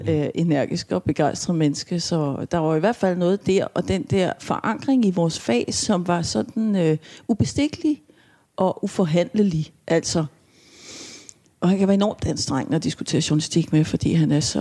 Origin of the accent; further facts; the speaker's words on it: Sengeløse, Capital Region of Denmark, Denmark; also born or lived in Vesterbro; jeg kommer fra Tostrup, fra Sengeløse, som er sådan altså i, som dengang i hvert fald var meget landligt